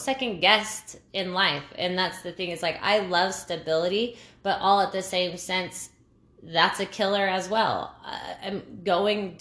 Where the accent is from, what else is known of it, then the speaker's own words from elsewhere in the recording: New Mexico, United States; we're from New Mexico.